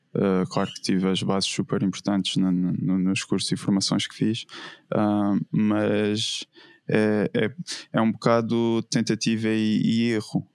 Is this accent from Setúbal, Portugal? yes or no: no; Madeira, Portugal; also born or lived in Évora; eu cresci uh, na Madeira, na Ilha da Madeira, em Portugal, uh, e, e, é onde atualmente vivo